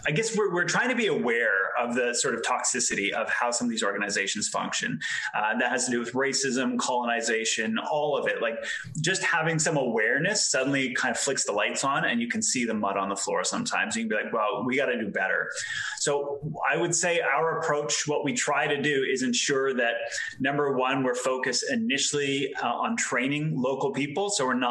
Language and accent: English; Canada; also born or lived in Europe; I'm Canadian. So I grew up for part of my life in Canada, part of my life in Europe. So I definitely have no idea where I'm from anymore.